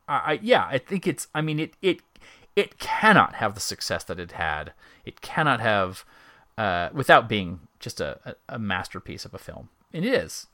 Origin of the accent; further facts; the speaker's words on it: Myrtle Beach, South Carolina, United States; my hometown of Myrtle Beach, right near my house